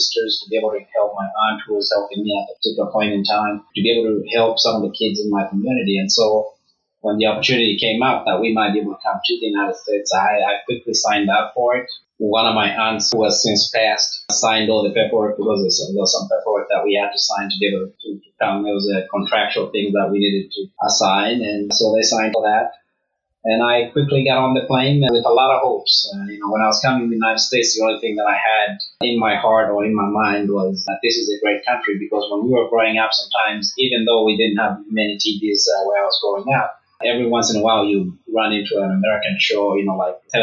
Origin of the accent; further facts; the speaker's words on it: Lusaka, Lusaka Province, Zambia; moved away; I grew up in Kalingalinga, which is a small town, or you would call it a shanty town in Zambia.